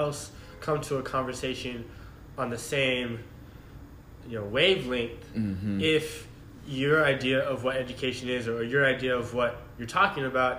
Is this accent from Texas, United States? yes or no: yes; Austin, Texas, United States; moved away as an adult; now in Washington, D.C., United States; I'm from Austin, Texas